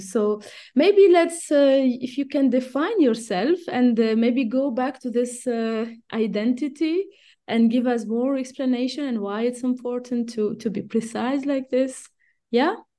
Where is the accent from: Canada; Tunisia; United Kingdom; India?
Tunisia; moved away as an adult; also born or lived in Switzerland; I was born and raised in Tunisia and I studied I mean, everything was in Tunisia until I only did my P H D in Switzerland.